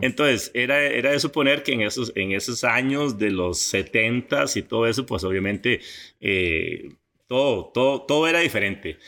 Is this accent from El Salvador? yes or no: no; Coto Brus, Puntarenas, Costa Rica; also born or lived in Pérez Zeledón / San José; nos fuimos a un lugar que se llama Monterrey y por ahí por ahí estuve toda, toda mi niñez y adolescencia